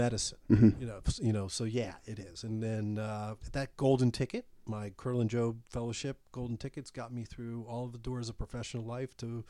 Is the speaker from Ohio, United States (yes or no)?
no; Baltimore, Maryland, United States; I was from Baltimore originally, so I went back home.